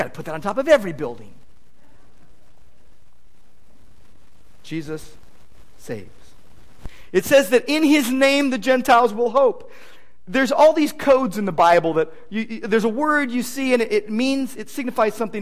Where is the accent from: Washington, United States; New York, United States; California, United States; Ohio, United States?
California, United States; Downey; When I was a kid growing up in Downey, my dad was an L.A. policeman